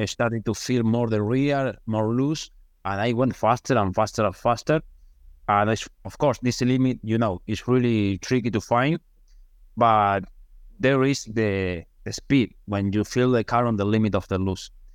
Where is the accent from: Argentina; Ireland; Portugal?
Argentina; English is a second language; moved away as an adult; now in United States; now in my country